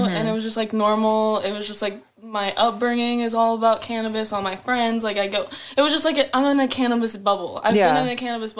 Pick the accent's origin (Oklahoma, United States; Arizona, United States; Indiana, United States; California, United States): Arizona, United States; Peoria; In Phoenix. {S0} Okay. {S4} Or Peoria, Arizona. {S0} Okay. {S4} Yeah, so I lived in like a little suburb of Arizona. So it was kind of boring, just desert and whatnot everywhere.